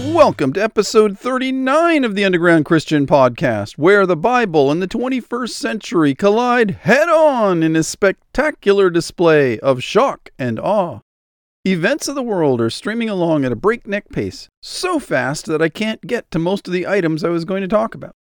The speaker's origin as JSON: {"language": "English", "country": "United States", "said": "as an American"}